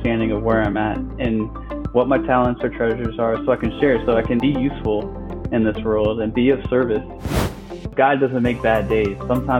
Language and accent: English; Alexandria, Virginia, United States; also born or lived in Brazil / Iowa; Currently reside in Centerville, Virginia. Yeah, I grew up in Alexandria, Virginia, and actually was born in Brazil, and lived in Iowa for a bit.